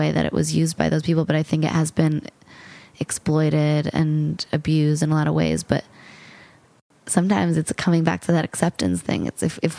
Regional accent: New York, United States; I say I'm from New York

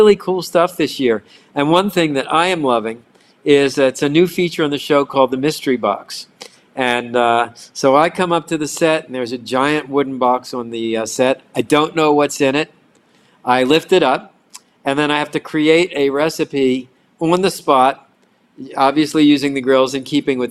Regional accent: Baltimore, Maryland, United States; now in Miami, United States; I grew up in Baltimore

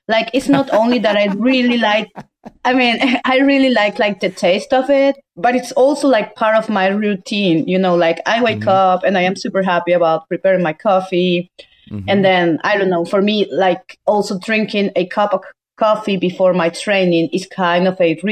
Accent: Venezuela; English is a second language; moved away as an adult; also born or lived in Colombia; now in Georgia; I was born there and that's where I also grew up

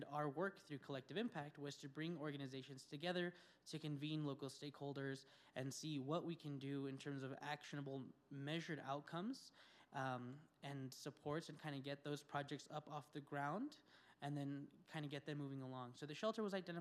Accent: Española, New Mexico, United States; I was born and raised in the Espanola Valley

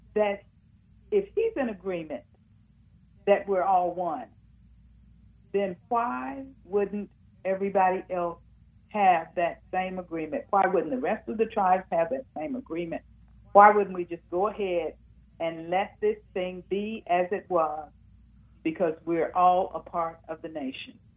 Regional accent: Muskogee, Oklahoma, United States; I grew up in Muskogee, Oklahoma

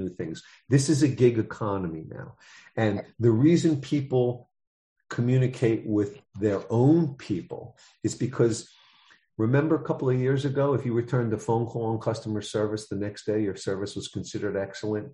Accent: New York City, New York, United States; I'm from the Bronx, New York.

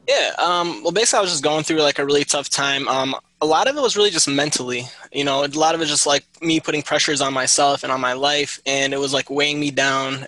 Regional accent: Michigan, United States; I was born and raised in Michigan

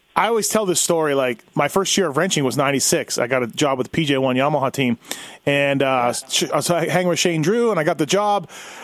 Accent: Canada; me being green Canadian kid

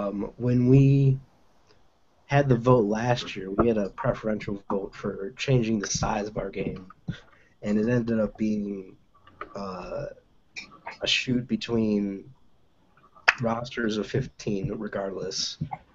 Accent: Michigan, United States; Like, we're all from Michigan

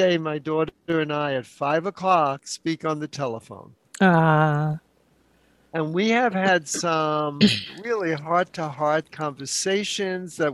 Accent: New York City, New York, United States; now in San Francisco, United States; I was born and raised in New York City

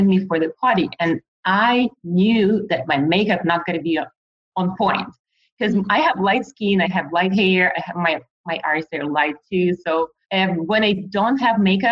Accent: Ukraine; moved away as an adult; now in United States; I'm from Ukraine. I came here 5 years ago

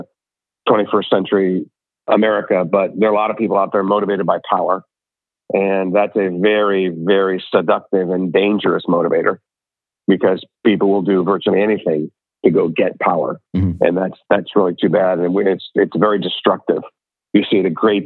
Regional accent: Ohio, United States; I'm from Ohio.

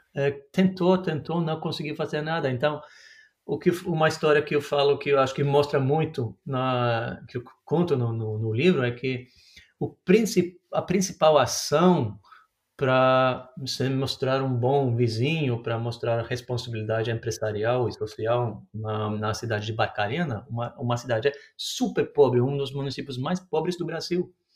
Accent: Norway; Portuguese is a second language; also born or lived in Brazil; como a gente costuma falar aqui na Noruega

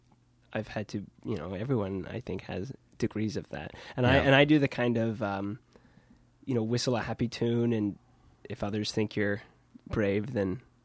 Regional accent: Kansas, United States; moved away as an adult; now in Brooklyn, United States; So I'm from Kansas.

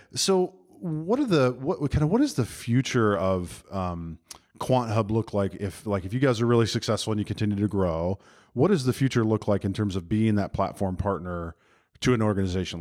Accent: Birmingham, Alabama, United States; I am in my hometown of Birmingham, Alabama

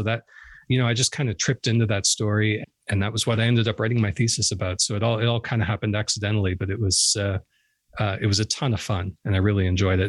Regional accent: Canada; So I actually, you know, I grew up on a maple syrup farm

